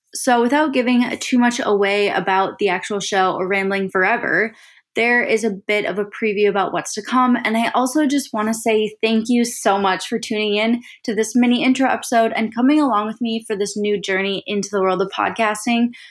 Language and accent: English; Saint Paul, Minnesota, United States; now in Austin, United States; I live in Austin, Texas with my boyfriend, Andrew, but I grew up in Saint Paul, Minnesota